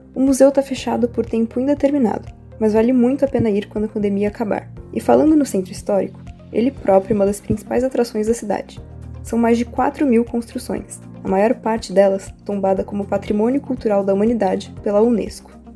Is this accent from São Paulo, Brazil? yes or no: yes; São Paulo, Brazil; Eu sou paulista